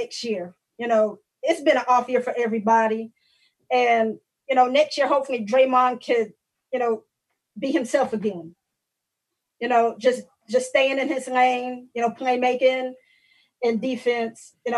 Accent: North Carolina, United States; I'm from North Carolina

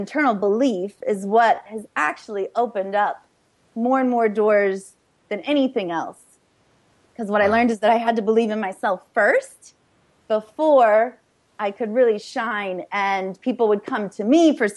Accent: St. Louis, Missouri, United States; moved away as an adult; also born or lived in Chicago; I was born and raised in St. Louis, Missouri

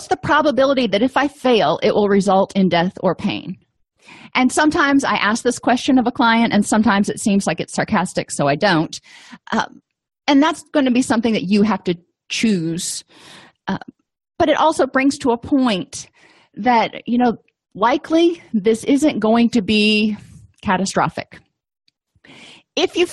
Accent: South Florida, United States; I grew up in South Florida

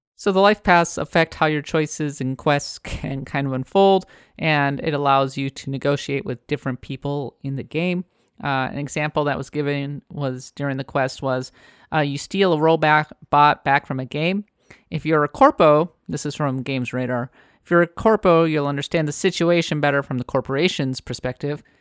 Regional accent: United States; now in San Francisco, United States; I am an American

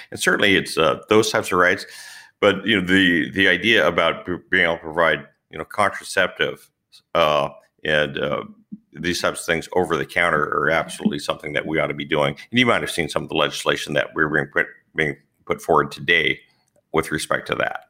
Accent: California, United States; also born or lived in Central Valley, California; I was born in California, but we moved to the Central Valley some twenty years ago

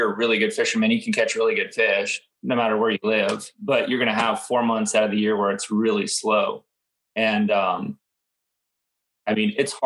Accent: Indian River, Florida, United States; I grew up on the Indian River, I had the best parents and I was homeschooled

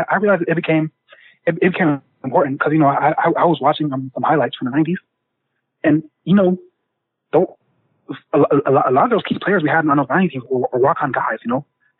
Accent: Loup City, Nebraska, United States; We're from Loup City, Nebraska.

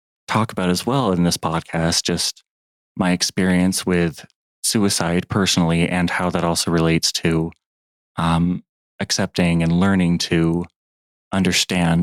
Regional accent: Indio, California, United States; I was born and raised in the Palm Springs area of California, just always lived in Indio and went to school and graduated from there

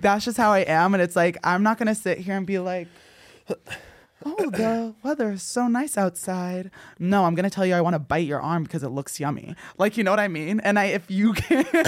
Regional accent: New Jersey, United States; moved away; growing up in New Jersey

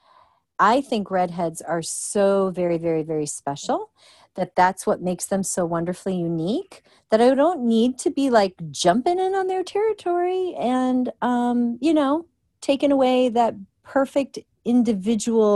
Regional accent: Illinois, United States; now in Georgia, United States; I'm from Illinois

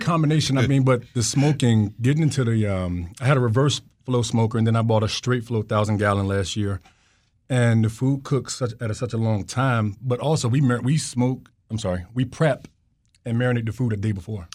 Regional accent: United States; moved away; I'm from the Virginia, North Carolina border

